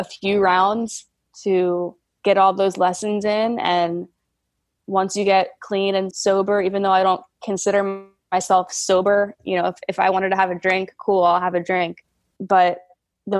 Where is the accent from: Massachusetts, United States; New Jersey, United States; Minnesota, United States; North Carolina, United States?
New Jersey, United States; moved away; So I'm from New Jersey originally